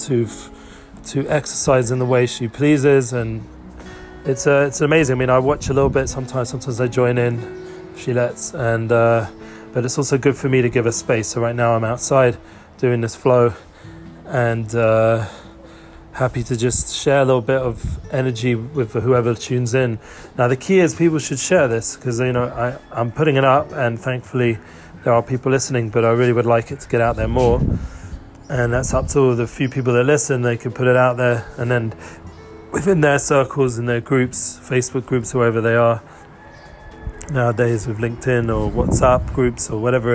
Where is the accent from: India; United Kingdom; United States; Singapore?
United Kingdom; England; also born or lived in Harrow; now in Israel; my background growing up in England